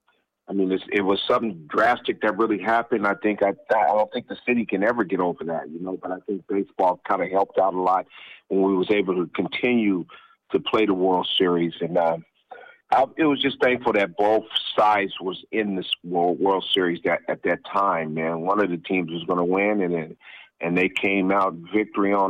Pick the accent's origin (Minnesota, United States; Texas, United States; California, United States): California, United States; San Diego; born or raised there